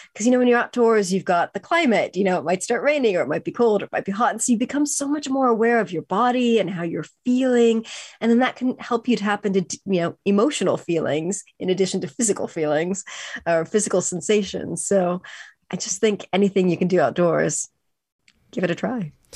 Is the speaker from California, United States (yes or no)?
yes; California, United States; I grew up in California